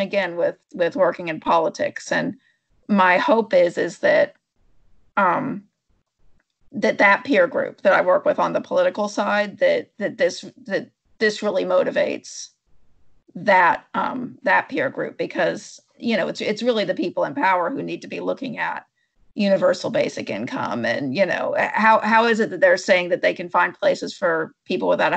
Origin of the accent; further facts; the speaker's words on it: Berkeley, California, United States; I was born in Berkeley in 1970